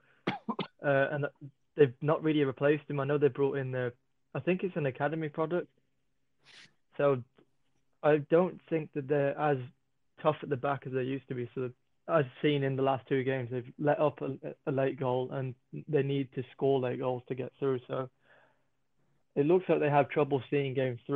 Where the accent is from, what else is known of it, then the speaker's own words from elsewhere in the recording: England, United Kingdom; I'm from England